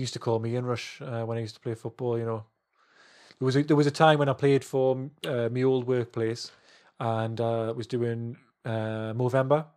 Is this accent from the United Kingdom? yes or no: yes; England, United Kingdom; I'm English